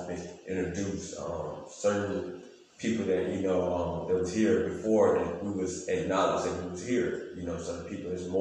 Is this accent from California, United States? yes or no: no; Monroe County, south Alabama, United States; We're from the south part of Alabama.